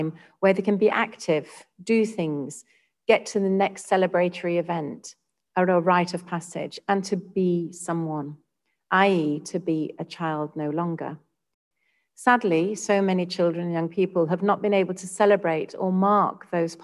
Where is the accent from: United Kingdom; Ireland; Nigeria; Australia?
United Kingdom; now in Singapore; my home country of the UK